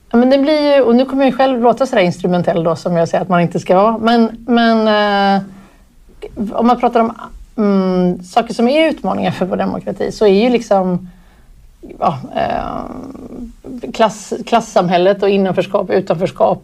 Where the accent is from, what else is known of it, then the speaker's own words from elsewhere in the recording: Gothenburg, Västra Götaland, Sweden; jag växte upp i Göteborg